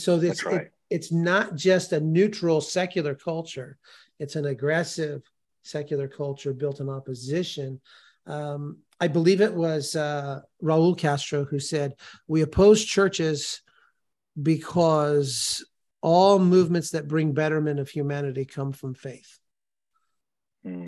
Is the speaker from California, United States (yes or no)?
yes; California, United States; moved away; I grew up in California